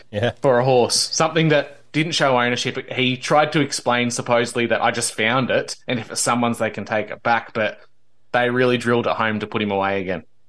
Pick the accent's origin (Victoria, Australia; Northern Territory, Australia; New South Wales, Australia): Victoria, Australia; the then British colony of Victoria, which is my home state